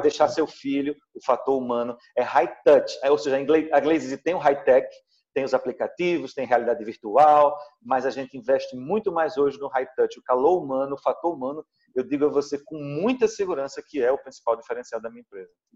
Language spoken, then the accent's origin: Portuguese; Pernambuco, Brazil; also born or lived in Recife; bolo de rolo é um produto é, é, tradicionalmente pernambucano, né? faz parte do nosso cardápio.